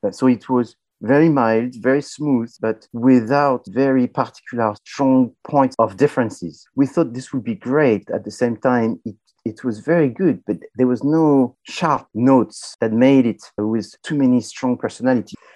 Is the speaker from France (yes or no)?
yes; France; I'm from France